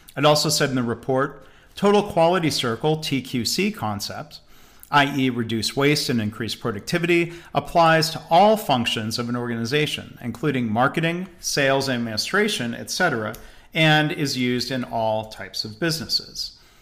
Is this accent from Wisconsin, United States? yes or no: no; Detroit, Michigan, United States; I grew up around Detroit.